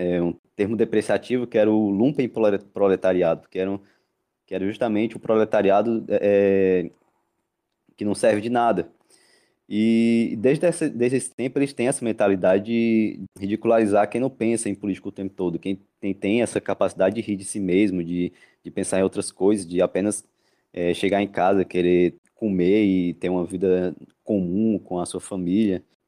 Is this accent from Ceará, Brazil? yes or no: yes; Ceará, Brazil; Aqui no, no Ceará, de onde, de onde eu sou